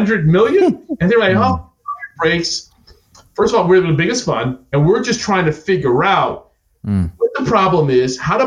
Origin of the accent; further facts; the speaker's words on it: Jamaica; also born or lived in New York; now in United States; I'm not American. I'm Jamaican. And my electricity, when I was in Jamaica, would go out